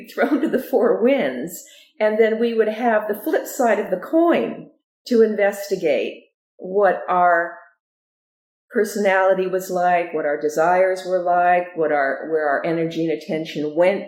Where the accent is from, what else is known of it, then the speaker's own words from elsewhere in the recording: Southern California, United States; also born or lived in Ogden, Utah; we moved to California, to Southern California, and that's where I grew up.